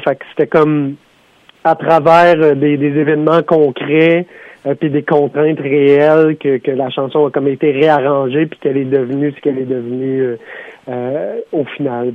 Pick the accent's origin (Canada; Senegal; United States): Canada; Sutton, Quebec; dans mon patelin à Sutton